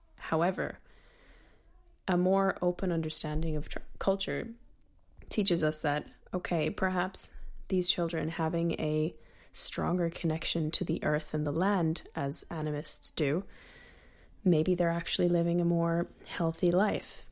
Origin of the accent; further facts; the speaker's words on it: United States; I'm Irish American